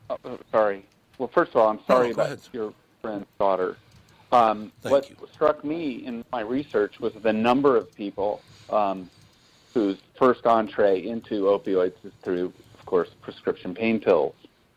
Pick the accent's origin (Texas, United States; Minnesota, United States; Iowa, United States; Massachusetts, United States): Iowa, United States; West Des Moines; I grew up in West Des Moines, and of course, if you're from West Des Moines, you either...